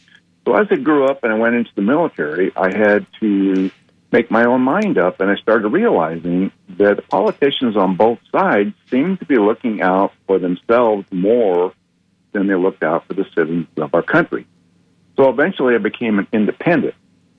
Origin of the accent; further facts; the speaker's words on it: Midwest, United States; now in Land O' Lakes, United States; I grew up in the Midwest. I'm 75 years old.